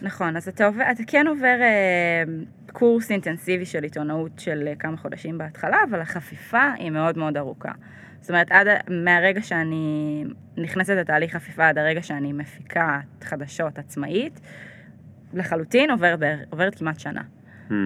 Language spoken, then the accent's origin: Hebrew; Ashdod, Southern District, Israel; also born or lived in New York / Jerusalem; now in Tel Aviv, Israel; אני גדלתי באשדוד